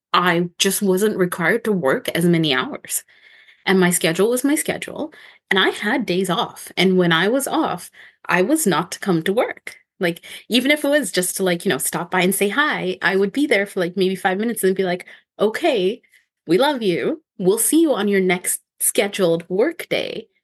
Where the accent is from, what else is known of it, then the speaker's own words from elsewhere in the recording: Ontario, Canada; moved away as an adult; now in Victoria, Canada; I'm from Ontario